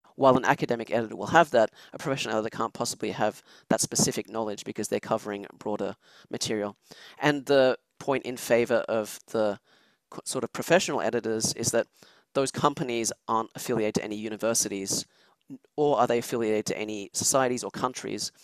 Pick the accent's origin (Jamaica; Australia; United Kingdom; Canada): Australia; Sydney, New South Wales; moved away as an adult; also born or lived in Switzerland; now in Texas, United States; I'm originally actually from Switzerland, which is where I was when I was a child. But yeah, I grew up in Australia